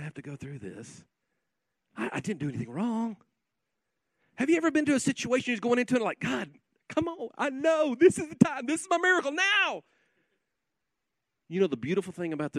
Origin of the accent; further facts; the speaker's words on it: Guymon, Oklahoma, United States; I'm a kid from Guymon, Oklahoma. I was raised in a pastor's home